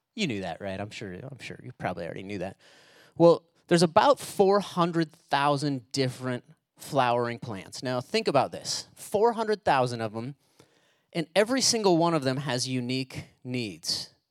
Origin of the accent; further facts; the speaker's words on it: United States; we're Americans